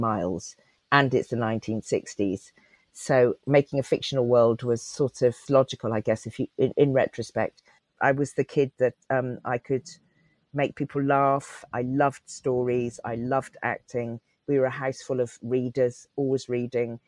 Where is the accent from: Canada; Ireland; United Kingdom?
United Kingdom; Cotswolds, Gloucestershire, South West England; accent: West Country; also born or lived in Leeds; I lived in a tiny rural Cotswold village. We moved there from Leeds uh, when I was three.